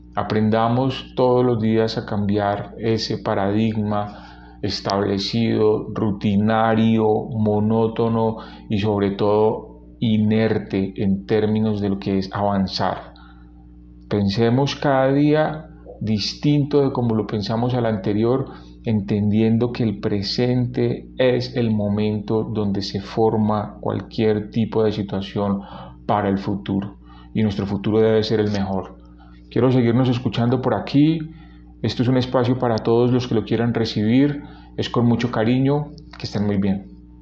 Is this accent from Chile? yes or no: no; Cali, Valle del Cauca, Colombia; como decimos en mi ciudad natal, en Cali